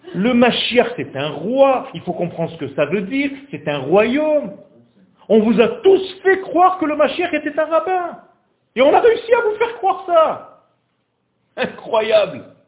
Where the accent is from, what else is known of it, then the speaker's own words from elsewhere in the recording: Israel; first language Hebrew; French is a second language; ma langue, c'est l'hébreu. Moi, je ne suis pas français. Je suis né en Israël et j'ai juste appris le français pour venir donner un cours ici